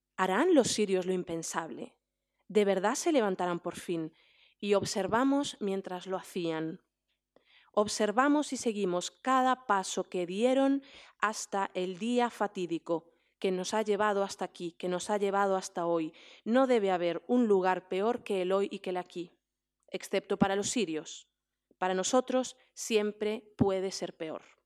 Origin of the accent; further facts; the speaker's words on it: Damascus, Damascus Governorate, Syria; moved away; yo crecí en Damasco, fui al colegio en Damasco